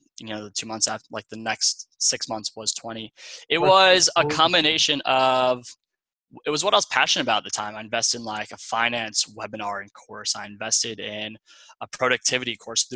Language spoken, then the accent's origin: English; Long Island, New York, United States; moved away as an adult; also born or lived in Ohio; I'm originally from Long Island, New York. I had the typical Long Island upbringing